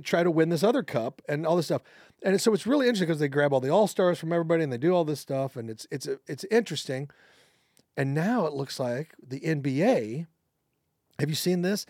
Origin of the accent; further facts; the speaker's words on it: Overland Park, Kansas, United States; I'm from Overland Park, Kansas.